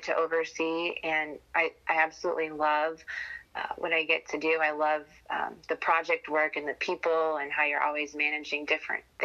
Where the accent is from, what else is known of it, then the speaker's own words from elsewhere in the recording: Michigan, United States; moved away as an adult; also born or lived in Marion, Indiana; now in Indianapolis, United States; home was Michigan when I wasn't in college. So then I moved from Michigan